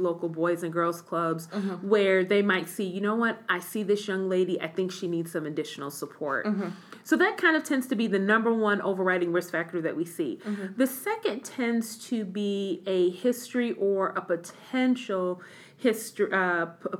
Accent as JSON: {"language": "English", "region": "Midwest", "country": "United States", "moved": "as an adult", "said": "I'm originally from the Midwest"}